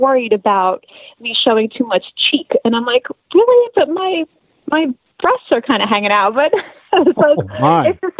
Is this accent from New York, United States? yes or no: yes; Long Island, New York, United States; I am born and raised in New York, Long Island specifically